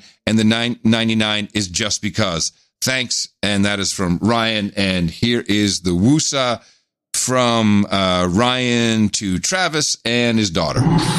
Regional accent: Medellin, Antioquia, Colombia; English is a second language; There's something I perceive while growing up in Medellin, Colombia, where classism is very evident.

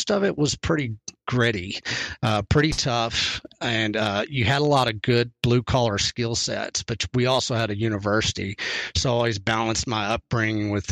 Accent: Canyon, Texas, United States; I was born in a little town called Canyon, Texas. It's up in the Texas Panhandle.

